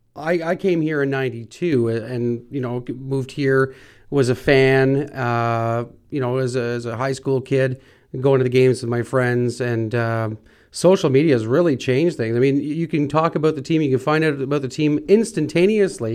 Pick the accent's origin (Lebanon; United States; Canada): Canada; North Bay, Ontario; We're from North Bay.